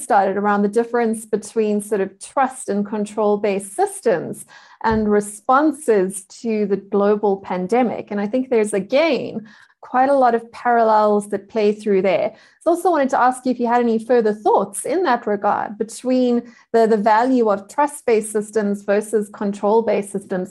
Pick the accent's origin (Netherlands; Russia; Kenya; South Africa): South Africa; I am a South African.